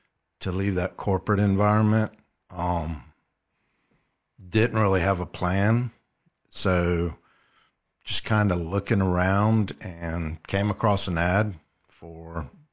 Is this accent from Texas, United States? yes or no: no; Columbia, South Carolina, United States; I grew up in Columbia behind the VA hospital. Went to Dreher High School.